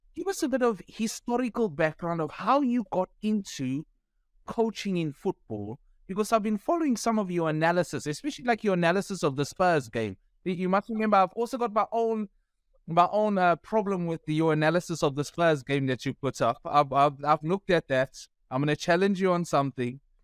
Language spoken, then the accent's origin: English; Pietermaritzburg, KwaZulu-Natal, South Africa; I speak Afrikaans and I'm from Pietermaritzburg.